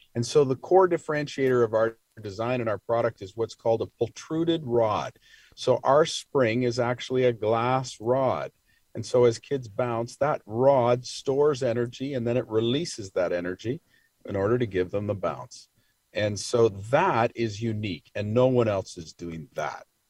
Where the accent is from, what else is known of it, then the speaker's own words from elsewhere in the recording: Toronto, Ontario, Canada; I am from Toronto